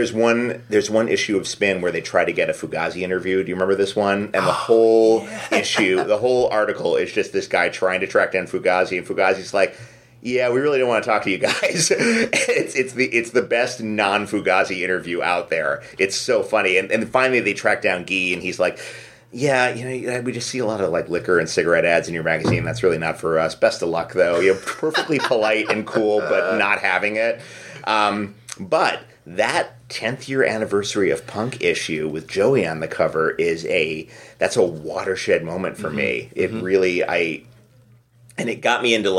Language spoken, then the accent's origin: English; New York City, New York, United States; I grew up in New York City